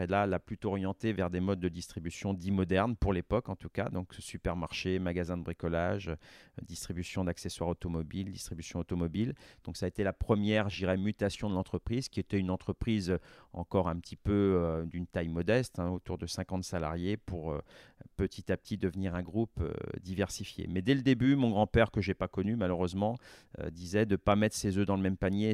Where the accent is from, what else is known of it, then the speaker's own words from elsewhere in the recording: La Roche-sur-Yon, Pays de la Loire, France; also born or lived in Rennes; je suis originaire de Vendée, je suis né à La Roche-sur-Yon, comme mon père l'a été